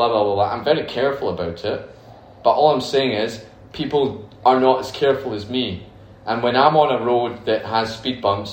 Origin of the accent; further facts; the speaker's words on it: United Kingdom; moved away as an adult; now in Dubai, United Arab Emirates; I'm from Britain